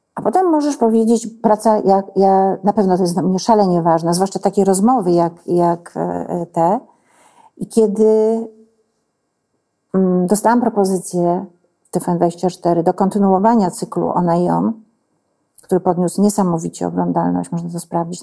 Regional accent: village next to Truskolasy, Silesian Voivodeship, Poland; moved away; ja jestem z wioski obok. I mnie to wszystko ustawia. To jest mój świat

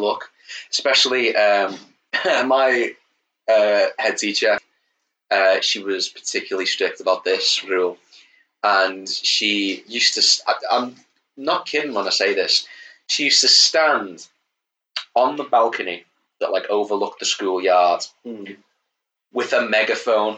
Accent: Liverpool, North West England, United Kingdom; accent: Scouse; my accent is going to go very, very Scouse now because I'm talking about when I went to school

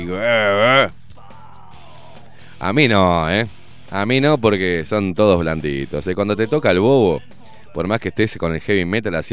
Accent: Uruguay; now in Germany; Sí, soy uruguaya y vivo.

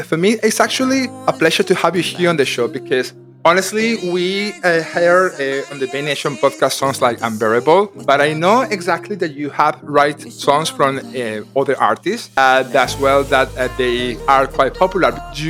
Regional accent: Spain; I am Spanish, so I'm originally from Spain.

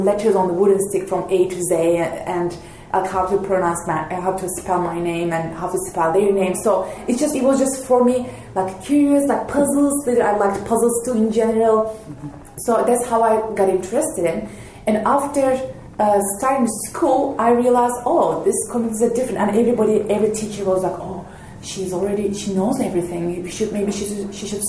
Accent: Turkey; moved away as an adult; now in Montana, United States; I'm from Turkey

